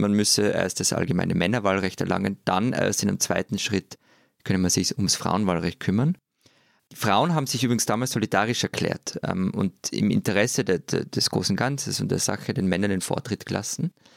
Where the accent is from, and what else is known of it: Austria